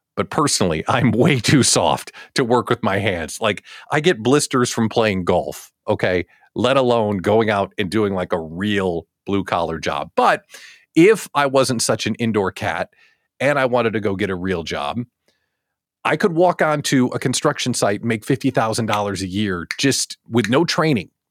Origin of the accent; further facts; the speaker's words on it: Chicago, Illinois, United States; I'm from Chicagoland.